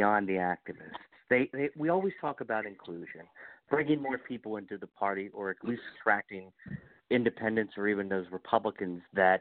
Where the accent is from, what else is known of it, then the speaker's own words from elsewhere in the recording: Hagerstown, Maryland, United States; I grew up in Hagerstown